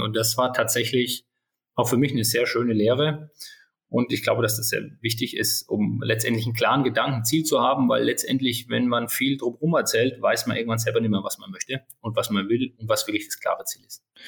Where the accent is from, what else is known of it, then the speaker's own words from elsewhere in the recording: Würzburg, Bavaria, Germany; 42 Jahre alt, geboren in Würzburg.